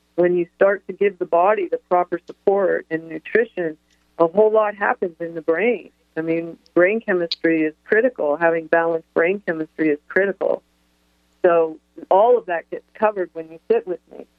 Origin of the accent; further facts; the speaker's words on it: Toronto, Ontario, Canada; I grew up in Toronto